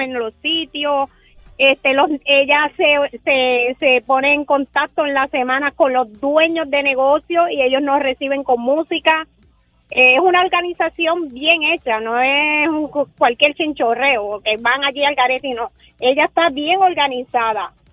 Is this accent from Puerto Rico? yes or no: yes; Puerto Rico; somos boricuas